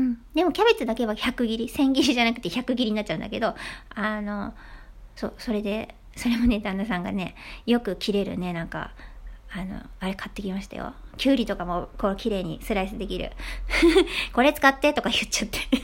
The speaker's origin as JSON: {"language": "Japanese", "region": "Hiroshima", "country": "Japan", "tie": "born or raised there", "moved": "yes", "said": "島出身なんですね、私。"}